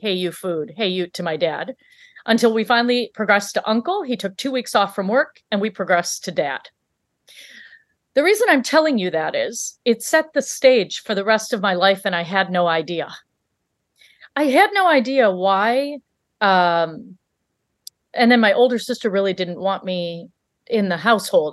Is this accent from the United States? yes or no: yes; Michigan, United States; also born or lived in Africa; we grew up in Michigan